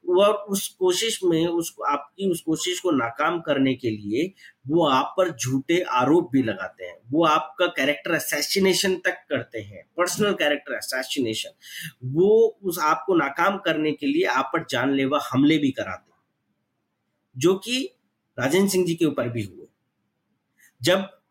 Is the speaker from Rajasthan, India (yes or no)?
yes; village near Alwar, Rajasthan, India; हम भी गांव में ही पले बड़े वहीं उन्हीं के साथ रहते थे